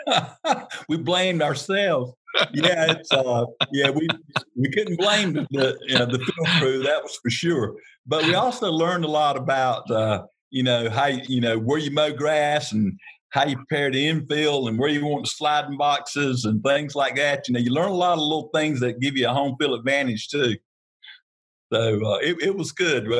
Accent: Harnett County, North Carolina, United States; born and raised in Harnett County, North Carolina. Grew up on the Baca farm

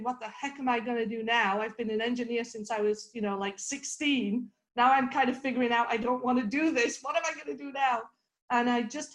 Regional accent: the north of England, United Kingdom; moved away; I grew up in Northern England

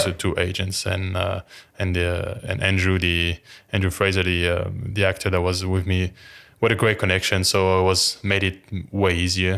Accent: France; moved away; I'm French and the character was French as well, uh, I didn't have to change my accent

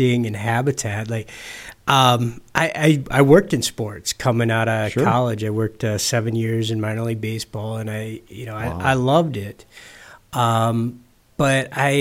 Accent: Upper Peninsula of Michigan, United States; moved away; I grew up a kid in the Upper Peninsula of Michigan, grew up grouse hunting and fishing

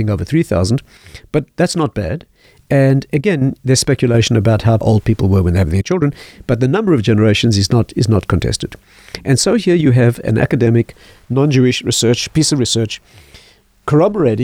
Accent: South Africa; I was raised in South Africa

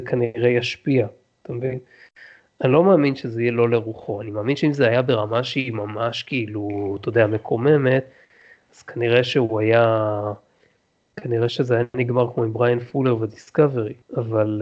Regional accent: Israel; לנו כישראלים

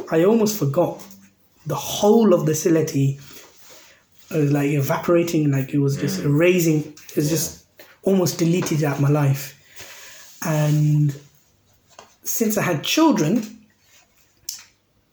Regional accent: Birmingham, West Midlands, United Kingdom; first language Sylheti; English is a second language; moved away as an adult; now in London, United Kingdom; I was born in Birmingham, grew up in Birmingham, but I learnt English

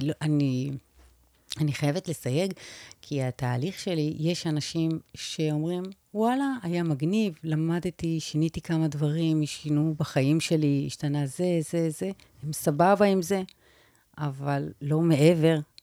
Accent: Israel; אני ישראלית ממוצעת

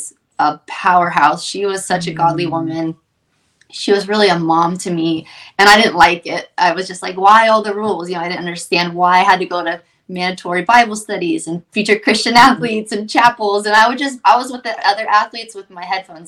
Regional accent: Ohio, United States; I'm from Ohio, super small town in Ohio

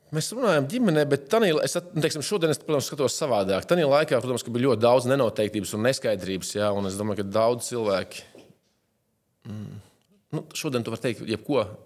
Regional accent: Latvia; moved away as an adult

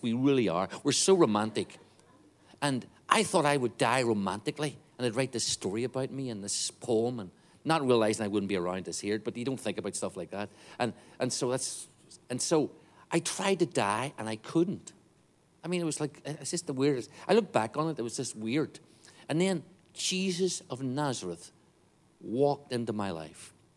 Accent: Northern Ireland, United Kingdom; I grew up in Northern Ireland.

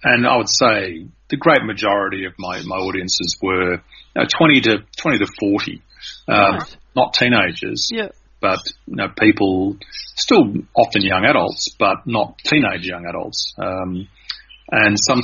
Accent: Australia; I'm Australian and not American

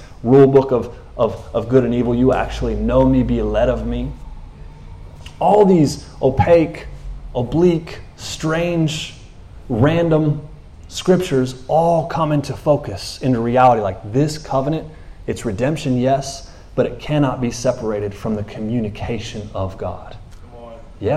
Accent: United States; I'm American

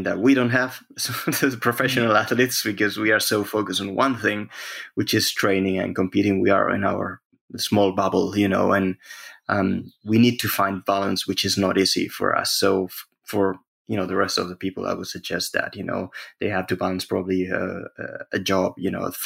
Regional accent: Spain; I'm from Spain

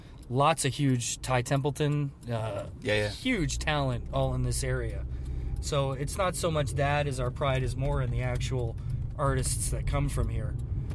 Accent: Canada

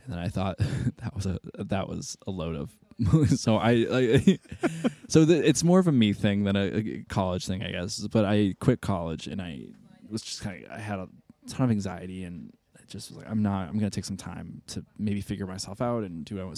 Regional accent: Massachusetts, United States; moved away as an adult; also born or lived in Boston; now in Chicago, United States; I'm from Massachusetts

